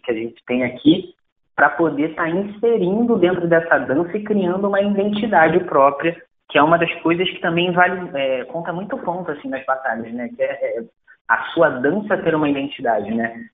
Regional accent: Brazil; eu sou brasileiro

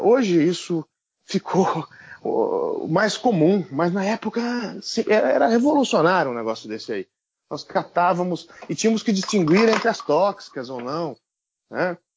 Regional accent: Brazil; also born or lived in Basque Country, Spain; alguém como eu, brasileiro, que vem do interior

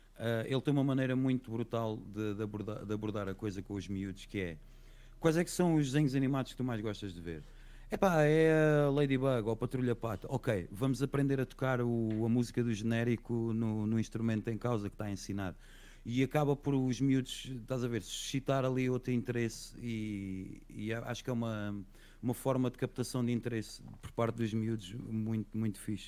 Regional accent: Setúbal, Portugal; eu não sou da Covilhã, eu sou de Setúbal

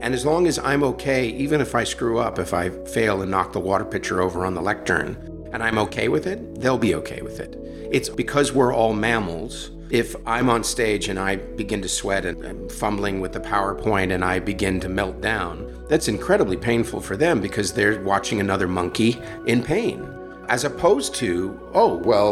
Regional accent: San Francisco, California, United States; I grew up in San Francisco. I grew up in the city

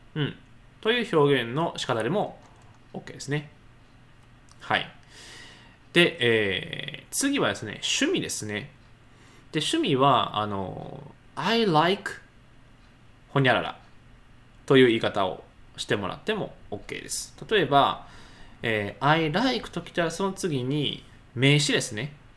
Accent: Nara, Japan; 僕であれば奈良出身

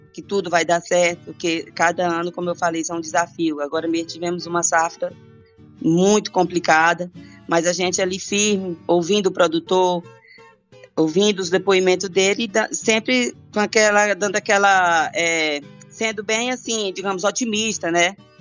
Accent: southern Maranhão, Brazil; now in Rio Verde, Brazil; Eu nasci, sou do Maranhão, do sul do Maranhão

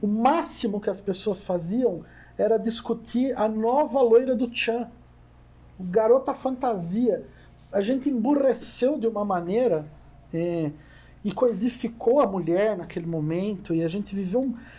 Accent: Jundiaí, São Paulo, Brazil; also born or lived in Curitiba; eu moro aqui em Jundiaí desde os três meses, mais uns dois meses de idade.

